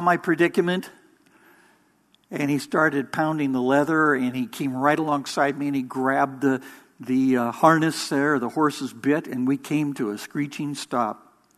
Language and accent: English; Orange County, California, United States; I was born in Orange County